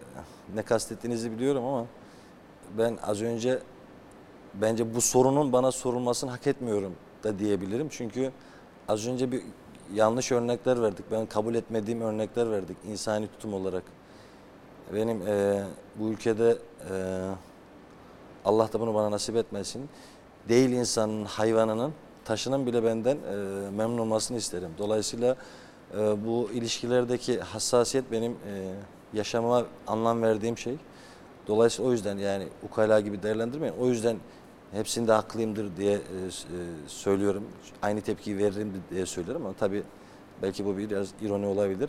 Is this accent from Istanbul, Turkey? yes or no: no; Trabzon, Turkey; bizim köy Çifte Köprü Köyü.